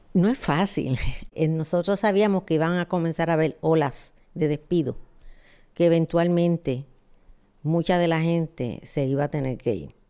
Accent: Puerto Rico

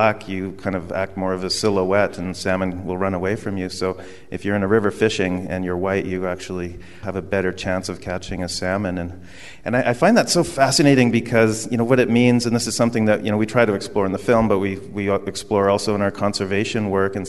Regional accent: Victoria, British Columbia, Canada; I grew up in Victoria on Vancouver Island

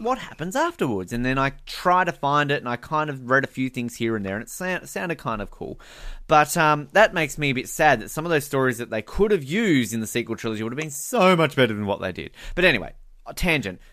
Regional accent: Australia; also born or lived in Victoria; I used to read the Tomorrow When the War Began books uh, as a teenager, as most Australian kids did

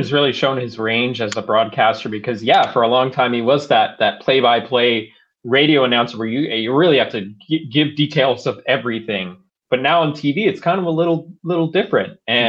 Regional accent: Maryland, United States; I grew up in Maryland

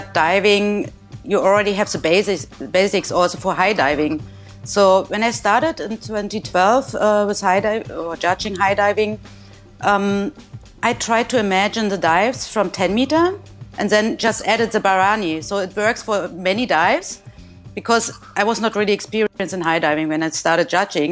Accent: Germany; from Germany, and I'm a former diver.

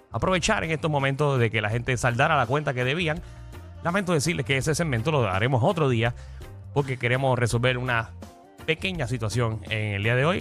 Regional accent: Puerto Rico; Porque yo soy puertorriqueño y Alejandro también.

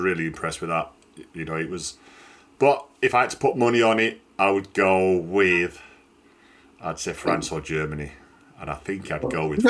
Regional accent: Yorkshire and the Humber, United Kingdom; I'm a Yorkshireman

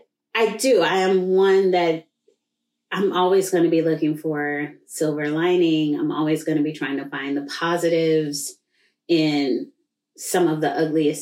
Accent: Tulsa, Oklahoma, United States; I grew up in Greenwood, which is just in the shadow of downtown Tulsa

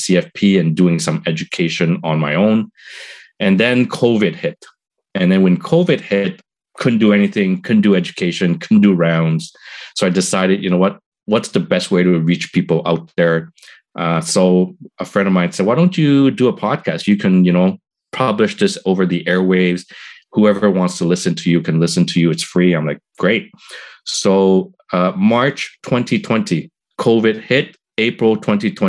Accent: Montreal, Quebec, Canada; moved away as an adult; now in Toronto, Canada; I'm from Montreal, moved to Toronto

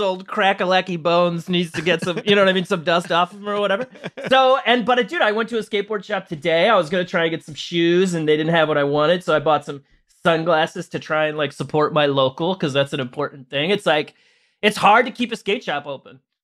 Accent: St. Louis, Missouri, United States; I'm from Saint Louis

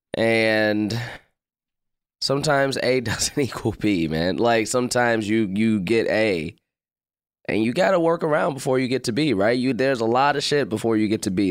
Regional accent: Chicago, Illinois, United States; also born or lived in Hyde Park, Chicago / North Side, Chicago; I grew up in the West Pullman area

